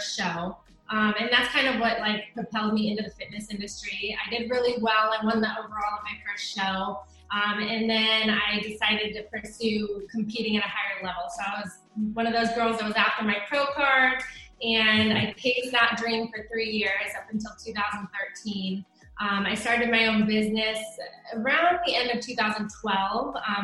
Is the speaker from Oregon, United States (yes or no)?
yes; Oregon, United States; moved away as an adult; also born or lived in Alaska / South Dakota; now in Texas, United States; I was actually born in Alaska, and then I moved to Oregon when I was about 8. I lived there for a long time. I went to college there, graduated from the University of Oregon